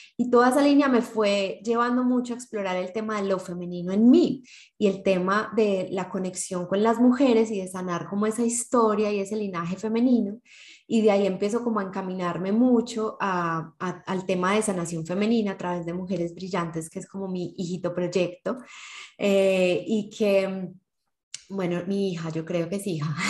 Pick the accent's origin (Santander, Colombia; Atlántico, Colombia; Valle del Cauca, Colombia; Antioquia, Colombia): Antioquia, Colombia; Medellín; somos de Medellín, Colombia